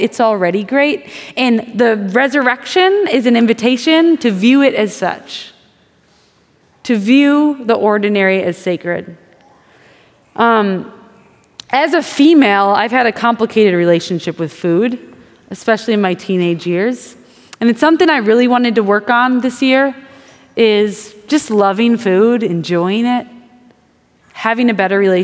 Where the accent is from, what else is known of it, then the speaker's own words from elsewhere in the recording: Wisconsin, United States; I'm from Wisconsin.